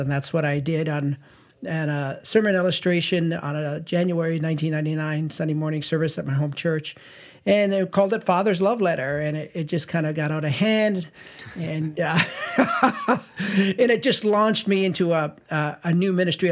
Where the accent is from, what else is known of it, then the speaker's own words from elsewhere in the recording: St. Catharines, Ontario, Canada; born and raised in Saint Catharines, Ontario